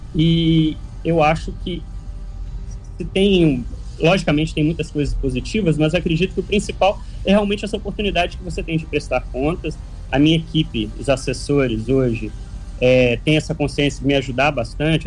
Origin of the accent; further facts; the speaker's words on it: Paraty, Rio de Janeiro, Brazil; eu sou da, do bairro da Ponte Branca.